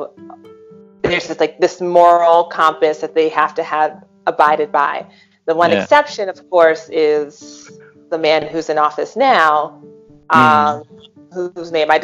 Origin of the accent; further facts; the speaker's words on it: United States; me being American